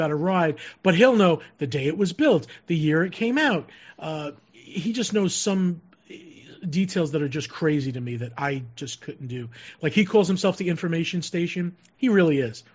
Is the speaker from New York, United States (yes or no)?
yes; Long Island, New York, United States; moved away; I'm from the East Coast, from Long Island